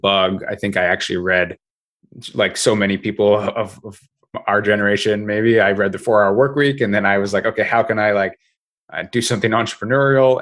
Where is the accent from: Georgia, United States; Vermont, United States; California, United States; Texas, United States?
Vermont, United States; I grew up in Vermont